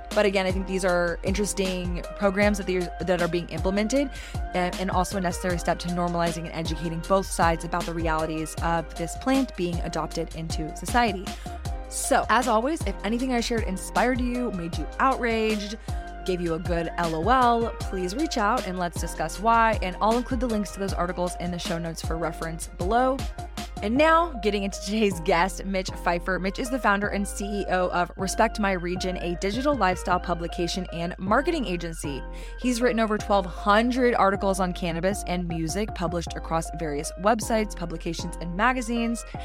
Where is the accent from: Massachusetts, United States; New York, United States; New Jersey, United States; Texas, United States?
Texas, United States; Austin; growing up in Austin, loving live music